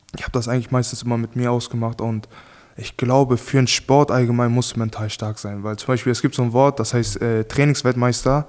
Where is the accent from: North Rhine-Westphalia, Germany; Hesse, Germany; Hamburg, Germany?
Hamburg, Germany; in der Gegend, wo ich aufgewachsen bin in Hamburg